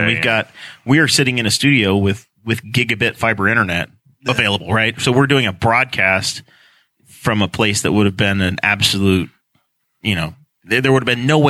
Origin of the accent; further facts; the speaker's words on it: New York, United States; now in New Castle, United States; I was born in New York State